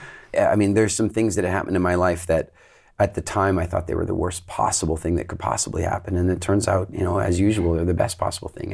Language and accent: English; Canada; also born or lived in England; now in Dominican Republic; I grew up in Canada